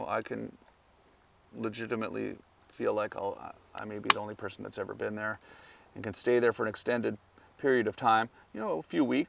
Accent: Ontario, Canada; moved away as an adult; also born or lived in Los Angeles; as a kid and growing up in Canada, my dad was military

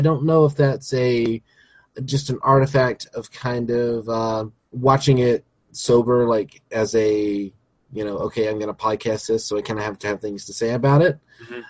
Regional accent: the South, United States; moved away; I'm a Southern boy. You know, mm-hmm. I grew up in the South

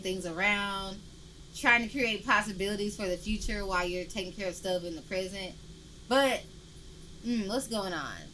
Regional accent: Memphis, Tennessee, United States; now in Portland, United States; I'm from Memphis and I don't feel like I'm not from Memphis through being here

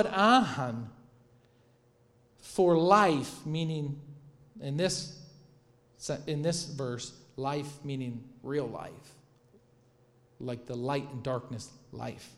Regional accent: Michigan, United States; growing up in Michigan

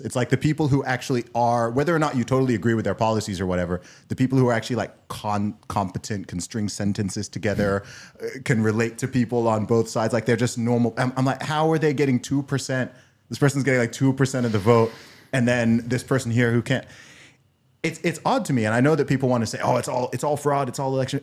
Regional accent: United Kingdom; also born or lived in Nigeria; now in United States; the British outsider who looks at the USA

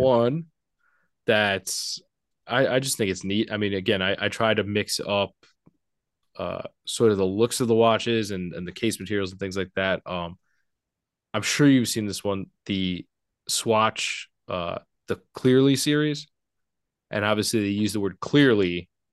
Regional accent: Port Washington, New York, United States; I grew up in a little town called Port Washington, New York

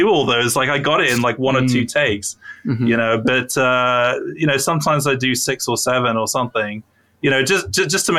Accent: United Kingdom; I'm British

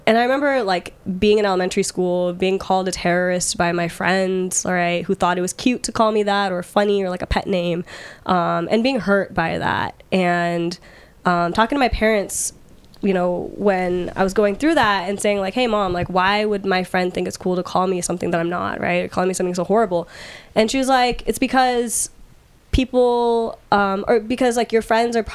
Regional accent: Redmond, Washington, United States; also born or lived in Dallas, Texas; I was born in Dallas, Texas, and grew up in the East Side in the Seattle area

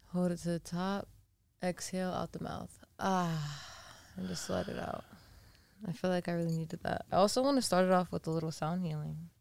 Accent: Massachusetts, United States; moved away as an adult; now in Los Angeles, United States; we're from Massachusetts. Shout out 508

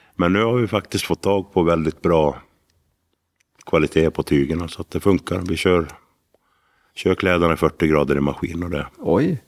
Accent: Älvdalen, Dalarna County, Sweden; vi kommer från Älvdalen

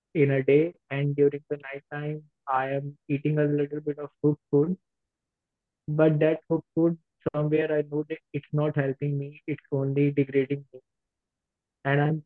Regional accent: India; I'm from India

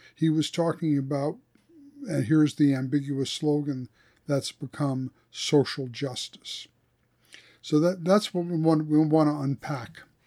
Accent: East Coast, United States; I grew up in the Missouri Synod too, but on the East Coast

